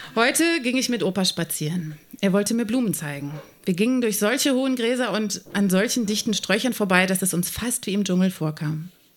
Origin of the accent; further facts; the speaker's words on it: Hennef, North Rhine-Westphalia, Germany; Mein Heimatort Rott